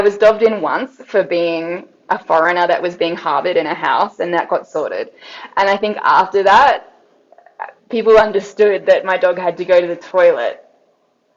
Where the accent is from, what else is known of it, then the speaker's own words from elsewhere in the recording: Brisbane, Queensland, Australia; I come from Brisbane in Australia, but I mean, everyone moves around a lot, so I've lived in all sorts of different places, but Australia is definitely home for me.